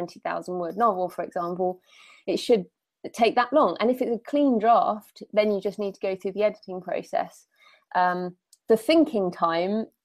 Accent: United Kingdom; Being British

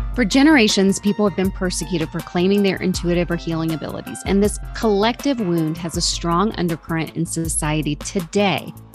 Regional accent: the South, United States; I'm from the South

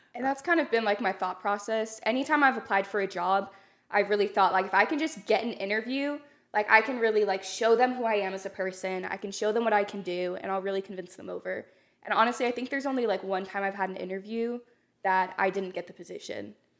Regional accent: North Texas, United States; I'm from North Texas, small town.

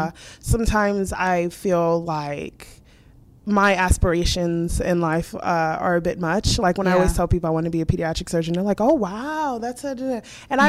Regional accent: Dallas, Texas, United States; now in Beaumont, United States; I am from Dallas.

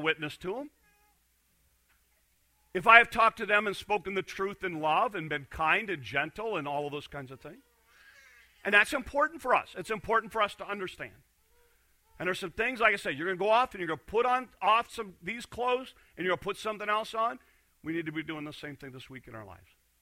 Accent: Hornick, Iowa, United States; I'm from Hornick.

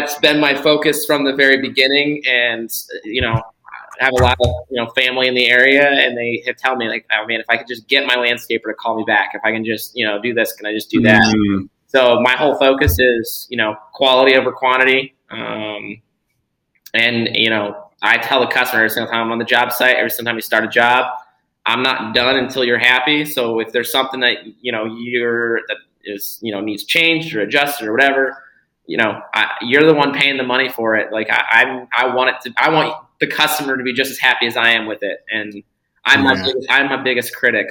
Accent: Florida, United States; born and raised in Florida

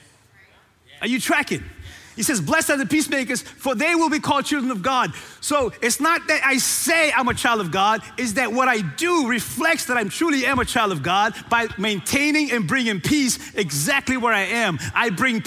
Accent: Cape Verde; moved away; born and raised in Cape Verde

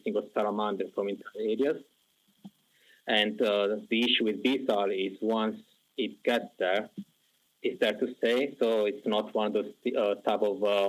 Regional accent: Southern Italy, Italy; moved away as an adult; now in United Kingdom; I'm from Southern Italy

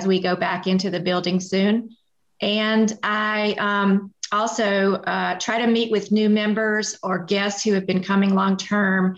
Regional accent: Atlanta, Georgia, United States; I grew up in Atlanta

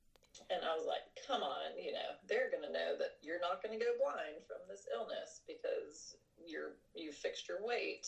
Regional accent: Charleston, United States; there were no neurology jobs in Charleston, where that's my hometown

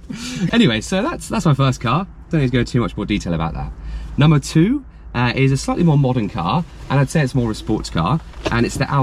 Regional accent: England, United Kingdom; I'm fully English, born and bred.

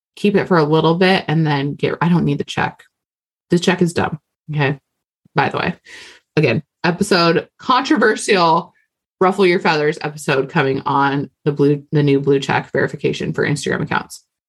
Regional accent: Hawaii, United States; I'm Hawaiian

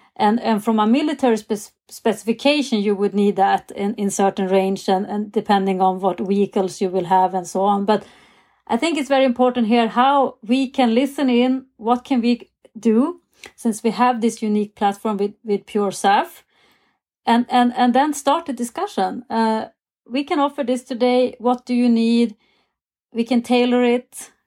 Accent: Sweden; growing up in Sweden

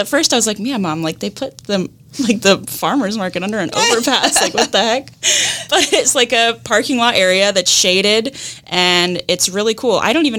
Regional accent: Pacific Northwest, United States; And honestly, like, growing up in the Northwest, you don't really go to the beaches. Like, we have a lot of beaches, but the water's cold.

